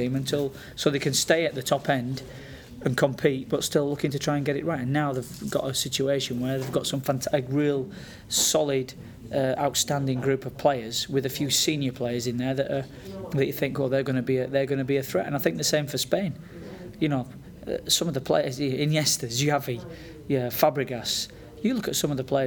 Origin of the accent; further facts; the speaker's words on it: United Kingdom; as Brits